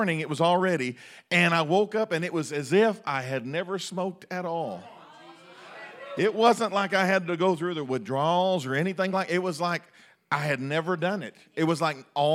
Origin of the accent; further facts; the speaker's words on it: United States; We have our identity in being Americans